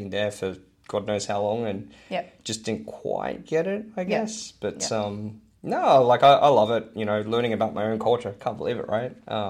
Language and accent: English; Hong Kong; But these days it's like, I'm just Chinese. Yeah. Like, even though I'm honky